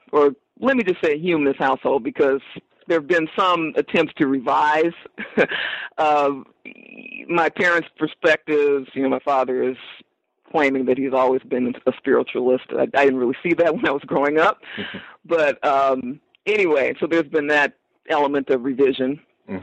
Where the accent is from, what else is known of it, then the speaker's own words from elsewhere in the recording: Los Angeles, California, United States; growing up in South Los Angeles, which is a heavily religious community